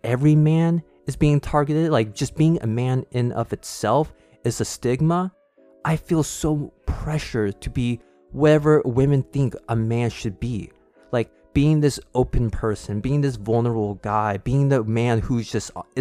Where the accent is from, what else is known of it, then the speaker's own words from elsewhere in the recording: California, United States; growing up in the United States or just in California and having a white dad